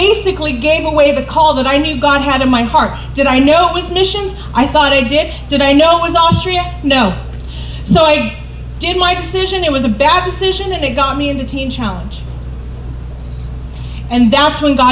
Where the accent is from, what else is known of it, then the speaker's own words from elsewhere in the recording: California, United States; moved away as an adult; also born or lived in Minnesota; I'm from California